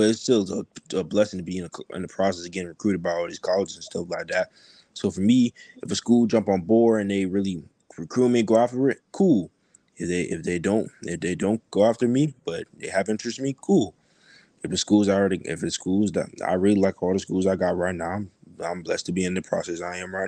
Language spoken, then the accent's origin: English; Riverview, Florida, United States; also born or lived in Tampa, Florida; I was in Tampa for a couple years and then okay. I moved down here to Riverview, and then once I got to high school I went to Sumner